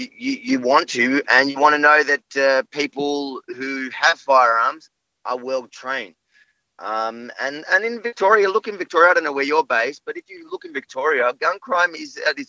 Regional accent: Israel; now in Australia; I'm military background from Israel. I was a sharpshooter in the IDF in the Golani Brigades.

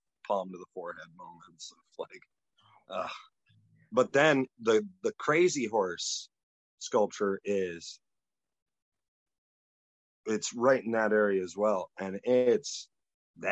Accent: North Dakota, United States; now in Key West, United States; I'm originally from North Dakota

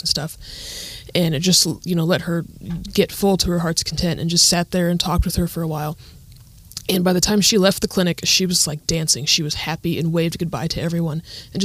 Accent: Southern Indiana, United States; moved away as an adult; now in Toledo, United States; I'm from Southern Indiana

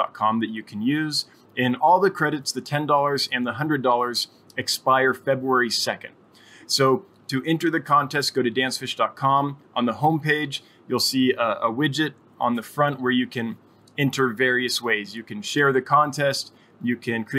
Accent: Placerville, California, United States; moved away as an adult; also born or lived in Los Angeles, California / Santa Barbara, California; now in Wyoming, United States; Went to school and high school in Placerville

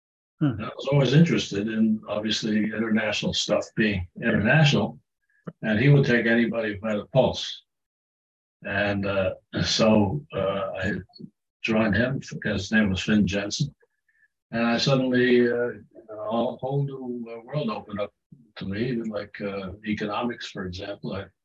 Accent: Germany; born there; also born or lived in United Kingdom; Well, I was born in Germany.

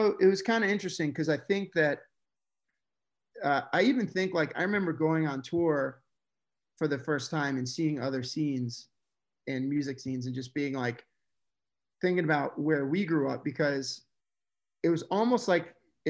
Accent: Coral Springs, Florida, United States; growing up in South Florida, I grew up in Coral Springs

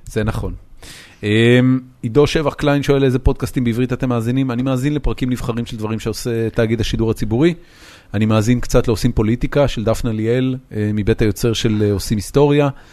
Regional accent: Haifa, Haifa District, Israel; moved away as an adult; זאת עיר הולדתי, זאת העיר שגדלתי בה

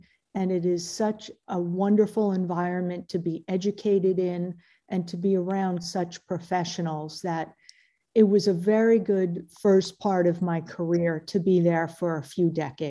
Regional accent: New York, United States; moved away as an adult; No, I did not. I grew up in New York, but had a really lovely time after I went to Boston University Dental School.

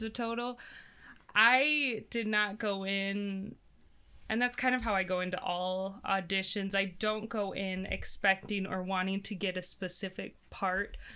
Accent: Brandon, South Dakota, United States; I grew up out in Brandon

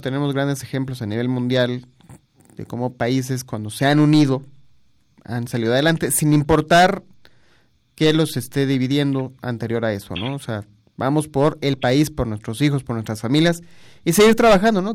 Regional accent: Mexico; tenemos que unirnos como mexicanos todos

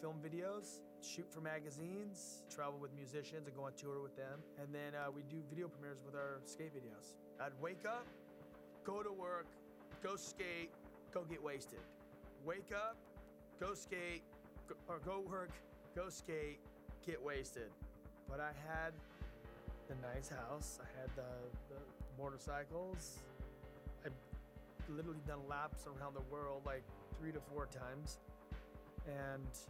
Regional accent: Los Angeles, California, United States; I grew up in Los Angeles in Southern California

